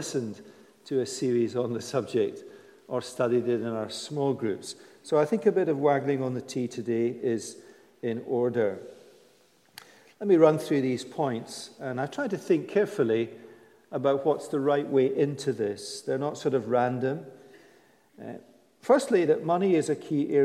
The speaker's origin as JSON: {"language": "English", "country": "United Kingdom", "said": "we're British."}